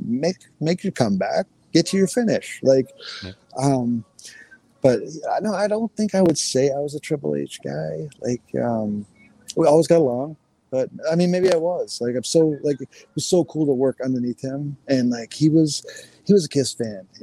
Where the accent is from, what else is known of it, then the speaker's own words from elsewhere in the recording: Maine, United States; I grew up in Maine